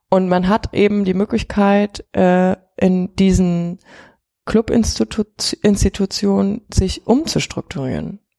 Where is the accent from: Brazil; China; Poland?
China; quasi auch diesen ganzen ähm, Schulrestriktionen, mit denen man aufgewachsen ist in China.